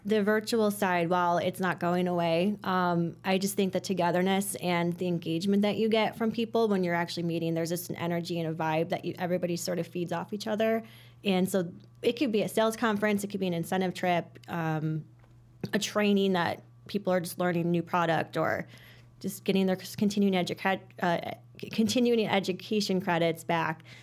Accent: Hoffman Estates, Illinois, United States; from the Northwest Suburbs, grew up in Hoffman Estates, um, still live in Hoffman Estates

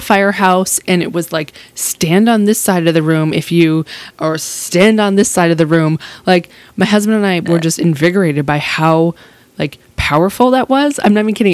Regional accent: Massachusetts, United States; also born or lived in Marfa, Texas; now in San Angelo, United States; I'm from Massachusetts and I moved to Texas

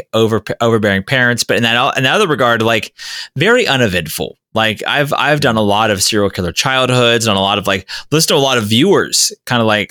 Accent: Florida, United States; I grew up in Florida.

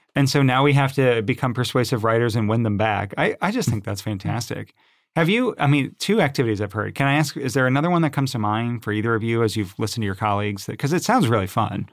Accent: Baltimore, Maryland, United States; moved away; I'm originally from Baltimore

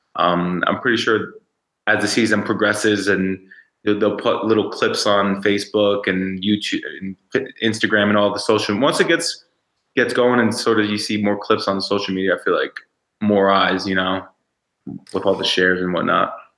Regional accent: New York City, New York, United States; also born or lived in Fort Lauderdale, Florida / Miami, Florida / Colorado; now in Utah, United States; growing up in New York, in the city, in the Bronx, and then moving to my moving the like Fort Lauderdale, Miami area

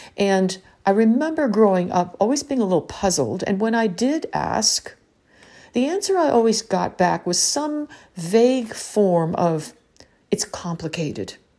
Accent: United States; growing up in the American education system

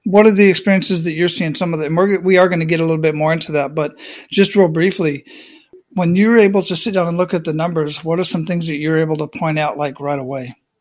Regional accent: Phoenix, Arizona, United States; moved away as an adult; also born or lived in Panama; I grew up in Phoenix, Arizona

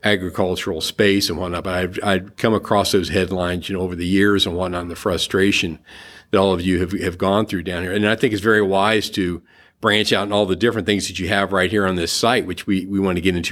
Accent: Cincinnati, Ohio, United States; moved away as an adult; now in Florida, United States; I'm originally from the Midwest, from the Cincinnati area

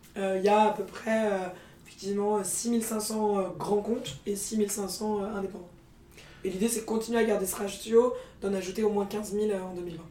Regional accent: Paris, Île-de-France, France; also born or lived in England / Scandinavia / Norway; j'ai grandi à Paris euh, et j'étais été euh, confrontée aux, bobos parisiens euh, toute ma jeunesse

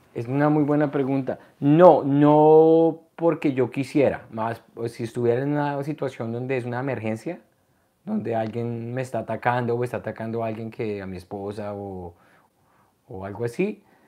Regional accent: Colombia; moved away; also born or lived in New York / Canada; yo soy de Colombia

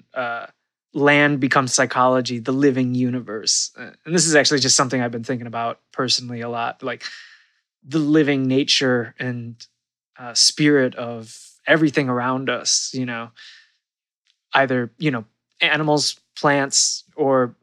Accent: Midwest, United States; moved away as an adult; I've come back to the Midwest. I grew up in the Midwest, but I did move away and live.

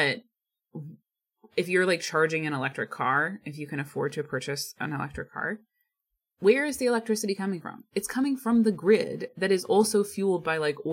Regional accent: Ohio, United States; now in Pacific Northwest, United States; growing up in Ohio

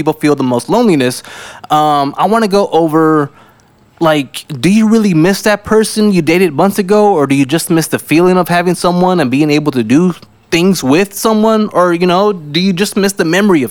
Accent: South Texas, United States; now in San Antonio, United States; I am from South Texas

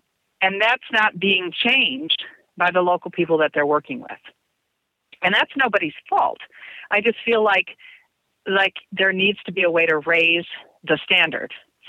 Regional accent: Germany; moved away; remember again, I grew up in Germany. Well, I say I grew up, I never really grew up, but I became more mature in Germany.

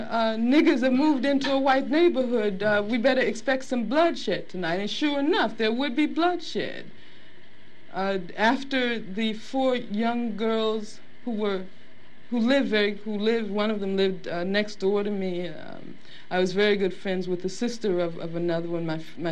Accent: Birmingham, Alabama, United States; I grew up in Birmingham, Alabama.

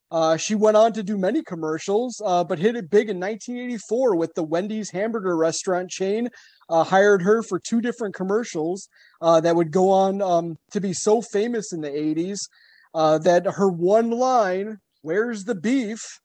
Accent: Berwyn, Illinois, United States; born or raised there

